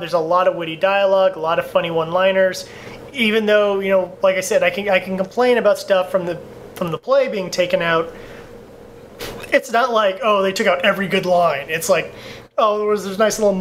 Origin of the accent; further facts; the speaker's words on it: Southern California, United States; I'm from Southern California